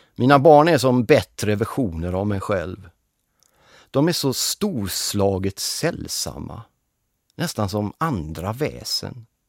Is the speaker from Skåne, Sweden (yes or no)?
no; Gothenburg, Västra Götaland, Sweden; Jag är född och uppväxt i Göteborg